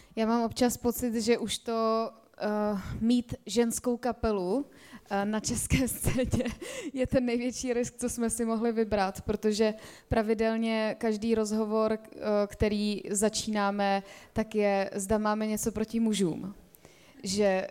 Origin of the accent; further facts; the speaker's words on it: a village near Prague, Central Bohemian Region, Czechia; also born or lived in Spain; já jsem vyrůstala na vesnici za Prahou